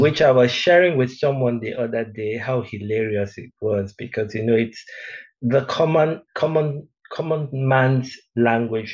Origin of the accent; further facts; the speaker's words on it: Lagos, Nigeria; also born or lived in Benin City, Edo State / Delta State; now in South Africa; my father used to work in Union Bank those days. They used to call it Barclays, Barclays Bank. I'm not so sure, but yeah. Uh, so they now transferred him from from Benin to Lagos.